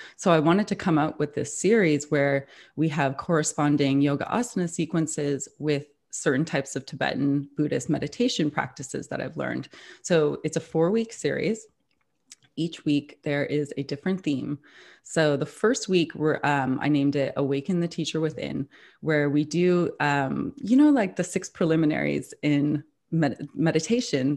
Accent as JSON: {"language": "English", "town": "Toronto", "region": "Ontario", "country": "Canada", "moved": "as an adult", "lives_now": "New York, United States", "said": "I've lived in New York for nearly thirteen years now, but I'm originally from Toronto"}